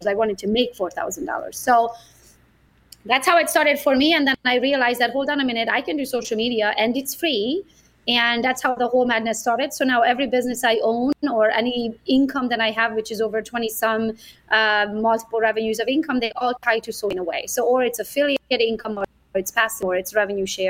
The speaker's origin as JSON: {"language": "English", "region": "Transylvania", "country": "Romania", "tie": "born or raised there", "second_language": "English", "moved": "as an adult", "lives_now": "Michigan, United States", "said": "I'm Hungarian by nationality. I was born in Transylvania, Romania. I moved to the U.S. all by myself when I was 21."}